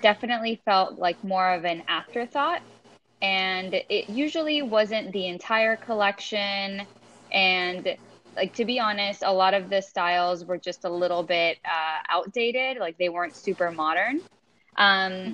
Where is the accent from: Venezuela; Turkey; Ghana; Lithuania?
Venezuela; now in United States; I grew up in Venezuela